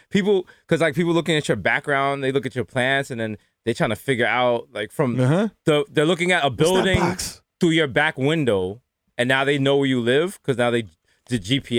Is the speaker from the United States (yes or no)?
yes; New York City, New York, United States; I was just so indoctrinated from being raised on 233rd. Shout out to all my goat head soup and all my, you know, Jamaican stuff.